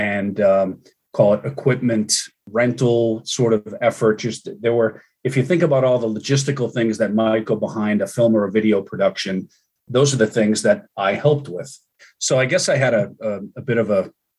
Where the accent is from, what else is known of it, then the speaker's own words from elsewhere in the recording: Cambridge, Massachusetts, United States; I grew up in Cambridge